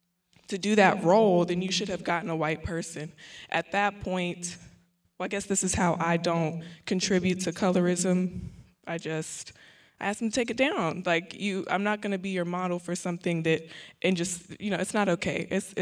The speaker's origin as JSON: {"language": "English", "region": "Oklahoma", "country": "United States", "said": "I'm actually from Oklahoma, too. I'm a psychology major here at Prairie View."}